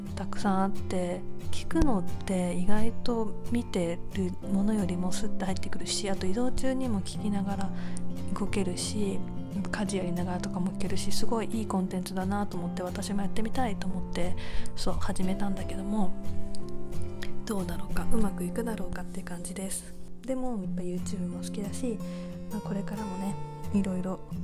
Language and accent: Japanese; Japan; moved away as an adult